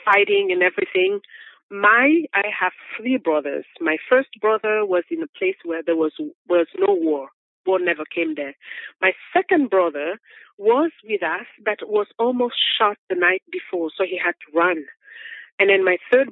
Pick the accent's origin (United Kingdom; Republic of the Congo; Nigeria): Republic of the Congo; moved away as an adult; now in United States; I am from the Republic of Congo that was colonized by French